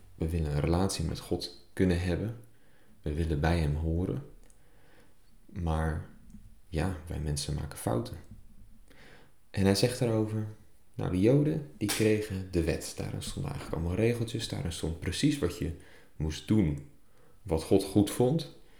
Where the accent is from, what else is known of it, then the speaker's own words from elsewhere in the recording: Netherlands; als Nederlanders